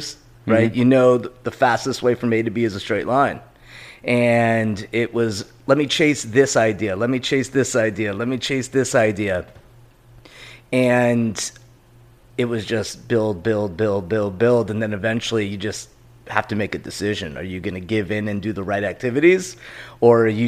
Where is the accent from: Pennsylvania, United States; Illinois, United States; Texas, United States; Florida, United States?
Florida, United States; Pembroke Pines; moved away as an adult; I grew up in Pembroke Pines.